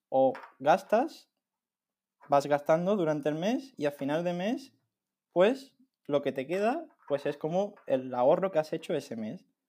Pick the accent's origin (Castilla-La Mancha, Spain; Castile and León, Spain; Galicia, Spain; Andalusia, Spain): Andalusia, Spain; Algeciras; moved away as an adult; also born or lived in Granada; desde que éramos pequeños, entonces desde siempre hemos estado juntos en el colegio